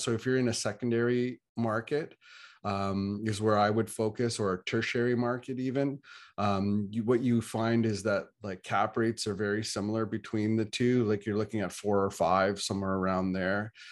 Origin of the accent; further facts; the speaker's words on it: Ontario, Canada; I'm from Canada, I'm from Ontario